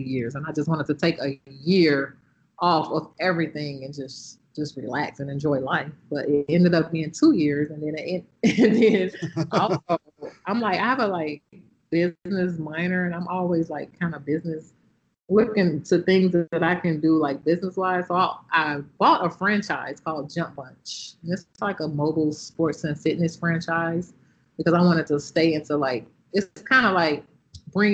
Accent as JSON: {"language": "English", "town": "Chicago", "region": "Illinois", "country": "United States", "also_born_or_lived": "Iowa", "moved": "yes", "said": "I was from Chicago"}